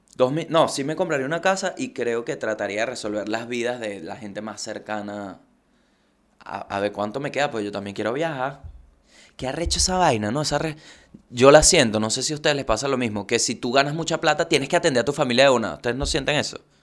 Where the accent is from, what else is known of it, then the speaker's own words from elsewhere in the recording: Venezuela; yo recuerdo que la gente le tiene una fe a la lotería en mi país